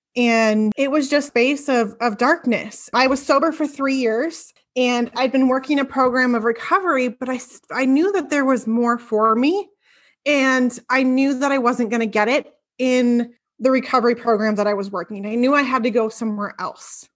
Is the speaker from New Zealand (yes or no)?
no; Bonney Lake, Washington, United States; I am from Bonnie Lake, Washington. It's a town south